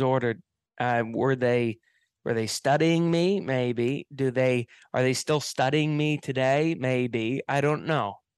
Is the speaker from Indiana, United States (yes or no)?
no; Hilton Head Island, South Carolina, United States; I grew up on an island here in America. Uh, it's called Hilton Head Island. It's in the state of South Carolina